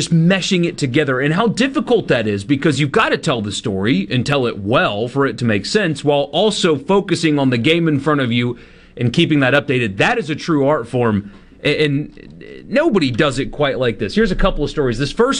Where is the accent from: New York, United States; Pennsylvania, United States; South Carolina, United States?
South Carolina, United States; growing up in South Carolina, literally across the country